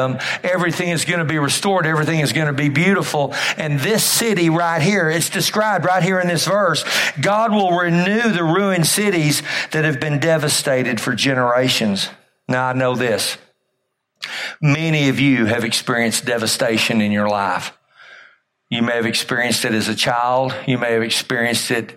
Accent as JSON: {"language": "English", "town": "Amarillo", "region": "Texas", "country": "United States", "tie": "born or raised there", "said": "I grew up in Amarillo"}